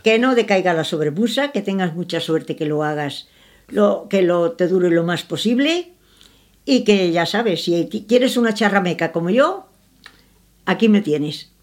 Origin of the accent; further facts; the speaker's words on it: Andalusia, Spain; soy andaluza